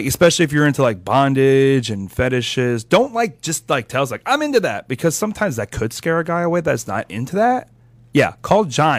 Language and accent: English; Philadelphia, Pennsylvania, United States; I'm from Philadelphia.